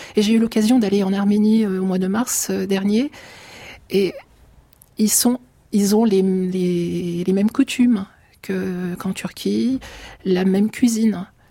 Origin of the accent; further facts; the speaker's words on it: France; also born or lived in Turkish-Syrian border, Turkey; moi j'ai grandi en France, je suis arrivée petite en France, donc je me sens profondément française